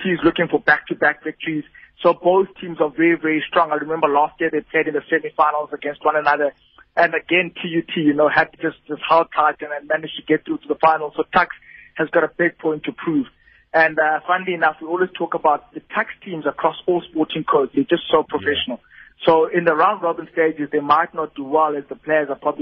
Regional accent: Eastern Cape, South Africa; I was born in the Eastern Cape, and I'm an Eastern Cape man

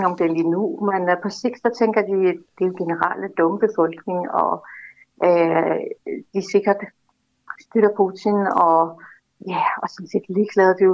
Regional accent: Russia; now in Denmark; jeg kommer fra Rusland.

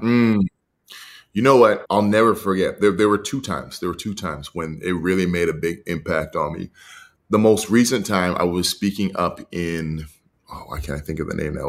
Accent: Edmonton, Alberta, Canada; I was raised in Edmonton

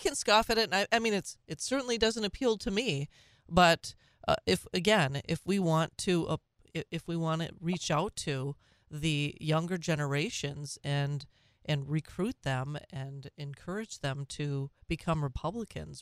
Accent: Minnesota, United States; these same happy memories of being a Minnesotan

